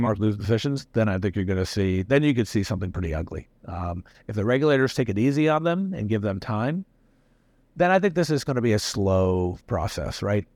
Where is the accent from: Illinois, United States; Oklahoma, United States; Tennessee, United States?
Tennessee, United States; also born or lived in India; I've lived being a minority in the United States growing up in Tennessee.